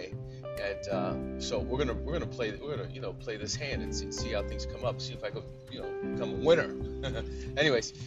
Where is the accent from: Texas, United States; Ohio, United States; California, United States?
Ohio, United States; moved away; I moved back to Ohio. I'm in my home state right now